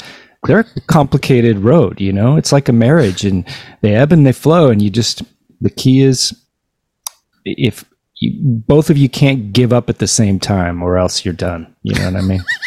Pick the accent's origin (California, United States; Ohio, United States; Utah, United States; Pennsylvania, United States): California, United States; Whittier; I was born and raised in Whittier